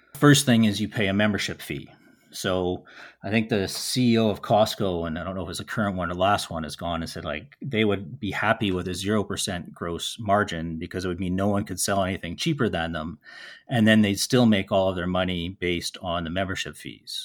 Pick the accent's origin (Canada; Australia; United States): Canada; Winnipeg, Manitoba; growing up in Winnipeg